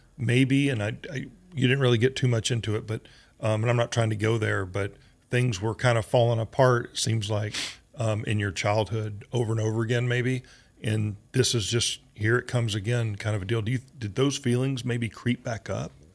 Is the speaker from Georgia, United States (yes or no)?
yes; Georgia, United States; moved away; also born or lived in Oklahoma; I grew up in Georgia and Oklahoma